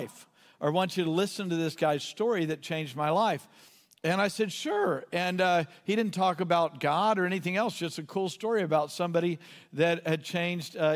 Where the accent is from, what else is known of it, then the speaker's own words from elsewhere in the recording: Southeast Texas, United States; I grew up in Southeast Texas, and Southeast Texas, boys didn't cry